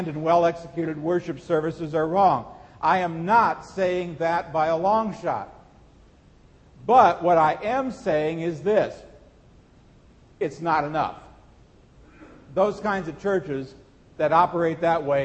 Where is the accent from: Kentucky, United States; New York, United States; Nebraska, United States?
Nebraska, United States; Seward; When I was a teenager growing up in Seward, Nebraska